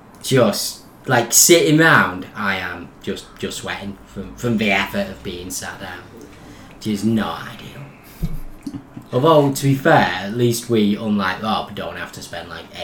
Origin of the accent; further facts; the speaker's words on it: Warrington, North West England, United Kingdom; moved away; our beloved hometown Warrington